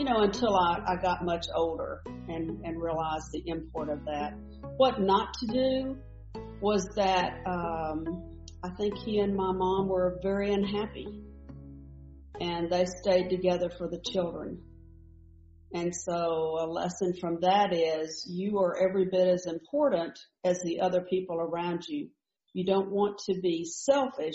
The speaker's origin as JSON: {"language": "English", "region": "North Carolina", "country": "United States", "tie": "born or raised there", "said": "I was born in North Carolina, and I had the lovely ability to live in the country"}